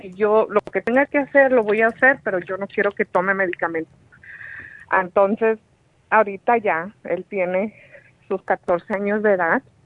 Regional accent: Sinaloa, Mexico; yo soy de Sinaloa, México

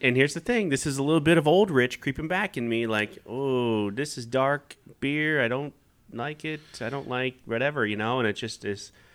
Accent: Kansas, United States; moved away; I grew up in Kansas

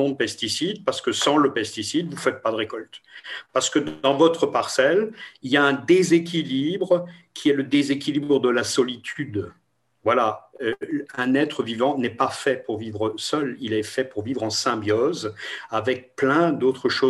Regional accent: Toulouse, Occitania, France; Je ne sais pas le prononcer parce que Grünspiel, c'est imprononçable pour, pour moi, je suis de Toulouse.

